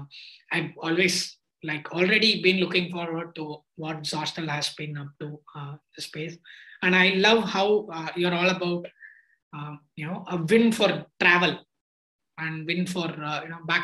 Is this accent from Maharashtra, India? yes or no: no; Tiruchirappalli, Tamil Nadu, India; born or raised there